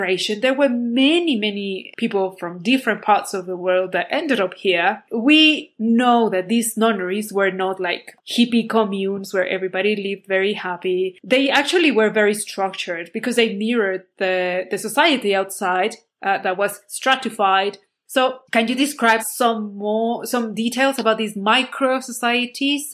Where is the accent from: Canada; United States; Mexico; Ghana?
Mexico; Puebla; my city, my hometown, Puebla